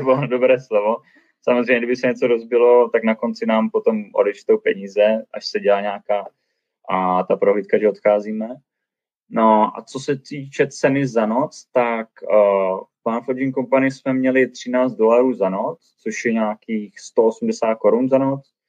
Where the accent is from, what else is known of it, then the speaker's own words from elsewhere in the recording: Brno, South Moravian Region, Czechia; first language Czech; moved away as an adult; now in Banff, Canada; my jsme z Brna